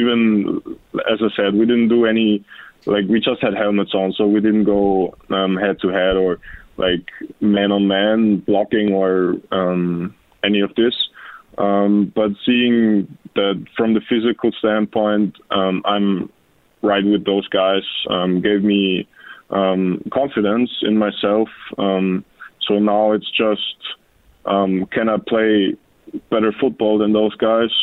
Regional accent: Austria; moved away as an adult; we actually play football over there in Austria

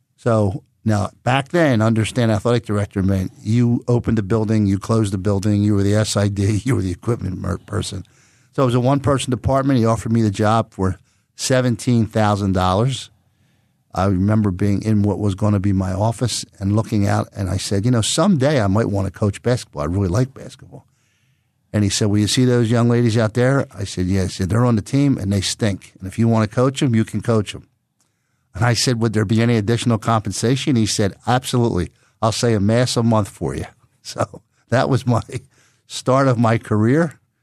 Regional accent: Philadelphia, Pennsylvania, United States; also born or lived in Plymouth Meeting, Pennsylvania; Born and raised in Roxborough, right next to East Falls, where I'm employed, uh, and then moved to Plymouth Meeting to the suburbs when I graduated from eighth grade

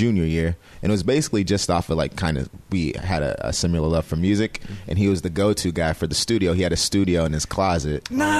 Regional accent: Federal Way, Washington, United States; also born or lived in Seattle; Born in Seattle, raised in Federal Way.

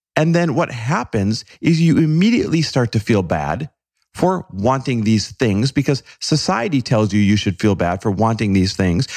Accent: Green Bay, Wisconsin, United States; there weren't much for exotic cars around Green Bay, Wisconsin, where I grew up

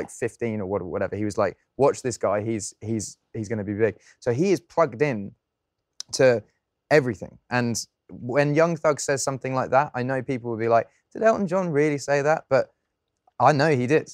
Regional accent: England, United Kingdom; as an Englishman

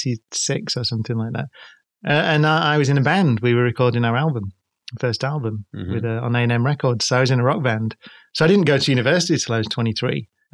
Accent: Manchester, North West England, United Kingdom; we're from Manchester, so we call it

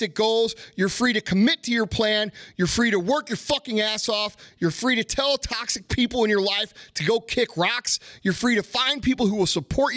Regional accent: United States; I know America isn't perfect, but I love America

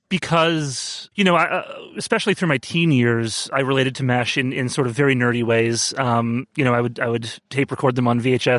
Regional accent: New York City, New York, United States; I am from Brooklyn, New York.

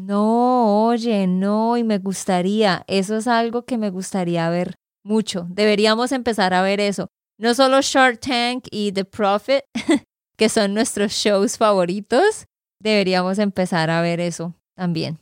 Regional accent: Santander, Colombia; de Santander, Colombia

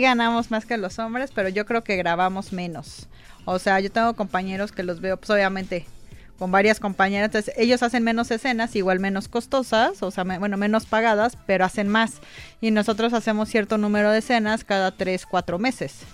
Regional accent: Mexico; somos medio vulgarzones, somos doble sentido el mexicano

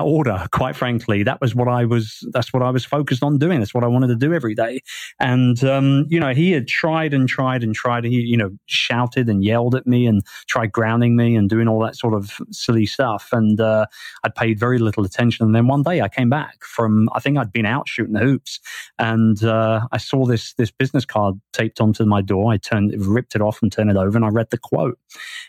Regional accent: London, United Kingdom; moved away as an adult; now in Asia; I grew up in Wimbledon.

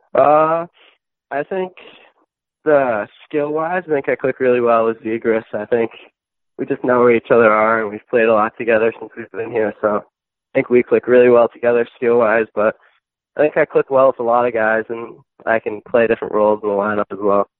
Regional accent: Millis, Massachusetts, United States; I grew up in a small town in Massachusetts, uh, Millis

